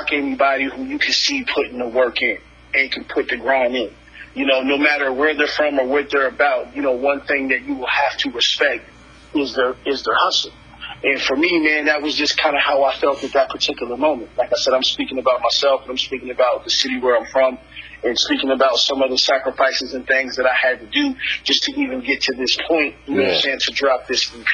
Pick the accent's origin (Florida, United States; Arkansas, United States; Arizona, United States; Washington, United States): Arizona, United States; Phoenix; I'm from Phoenix